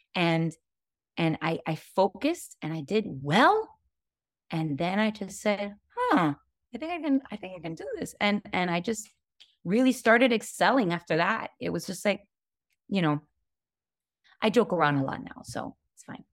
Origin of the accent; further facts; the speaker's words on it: Hialeah, Florida, United States; growing up in Hialeah, which is a very working class neighborhood.